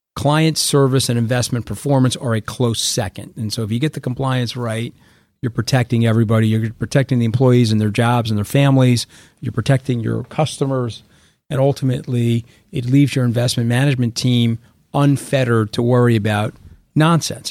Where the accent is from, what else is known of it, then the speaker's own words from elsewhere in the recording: Long Island, New York, United States; I, I grew up on Long Island.